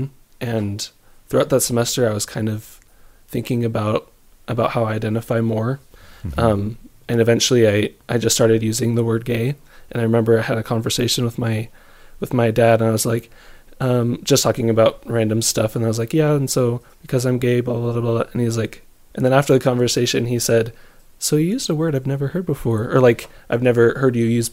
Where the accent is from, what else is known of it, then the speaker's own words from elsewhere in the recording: Queen Creek, Arizona, United States; I'm from Queen Creek, Arizona